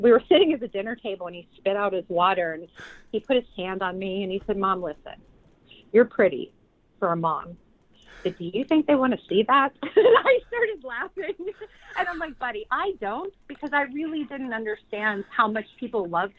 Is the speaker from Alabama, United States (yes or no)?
no; Pittsburgh, Pennsylvania, United States; we're both from Pittsburgh